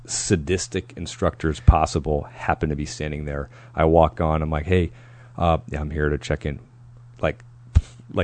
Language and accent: English; New Hampshire, United States; I'm from New England, New Hampshire.